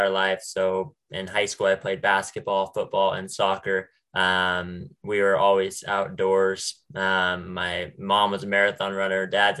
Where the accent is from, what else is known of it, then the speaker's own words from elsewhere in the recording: Bend, Oregon, United States; also born or lived in Portland, Oregon; I was born in Portland, Oregon, but raised in Central Oregon, so Bend, Oregon area